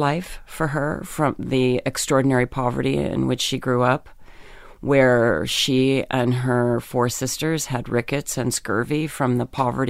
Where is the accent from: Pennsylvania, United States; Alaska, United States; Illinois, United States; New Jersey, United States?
Pennsylvania, United States; In Pennsylvania.